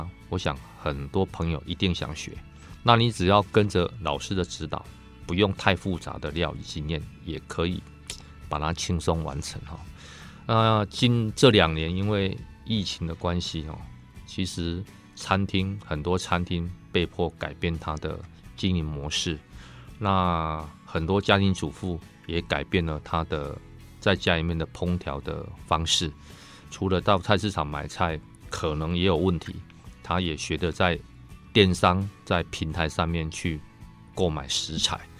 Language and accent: Chinese; Taiwan; 其实猪脚这一块在我们台湾人里面，它算是非常喜爱的哦